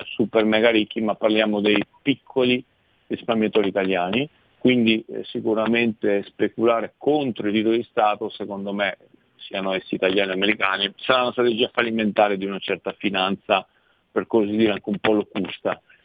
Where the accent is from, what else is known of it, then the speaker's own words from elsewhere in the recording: Italy; io sono italiano